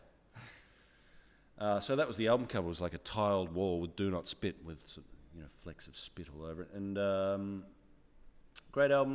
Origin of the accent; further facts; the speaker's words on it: Ballarat, Victoria, Australia; my hometown of Ballarat